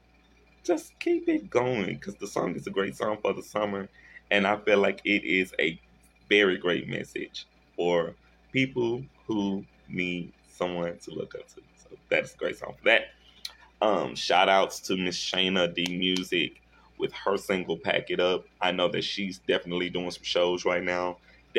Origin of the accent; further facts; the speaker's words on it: Shreveport, Louisiana, United States; my hometown in Shreveport